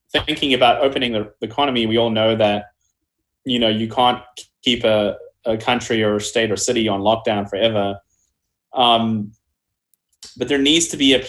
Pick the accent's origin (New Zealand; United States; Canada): New Zealand; moved away; my home country of New Zealand